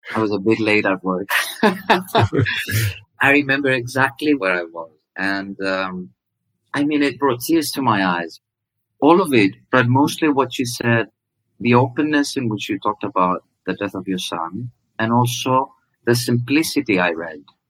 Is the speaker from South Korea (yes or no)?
no; Greece; i didn't look greek to her